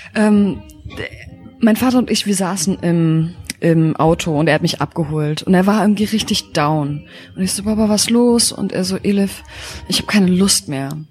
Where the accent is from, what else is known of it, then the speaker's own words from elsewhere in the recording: Berlin, Germany; Ich bin in der Charité geboren, in Wedding und ähm, bin in Moabit aufgewachsen